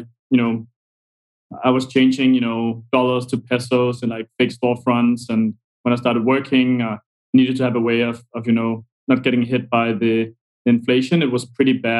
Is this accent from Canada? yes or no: no; Denmark; moved away; also born or lived in Argentina; I come from Denmark